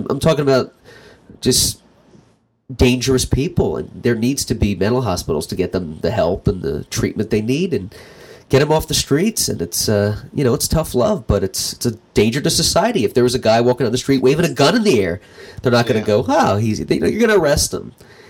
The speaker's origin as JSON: {"language": "English", "region": "Pennsylvania", "country": "United States", "tie": "born or raised there", "moved": "yes", "said": "where I grew up in Pennsylvania"}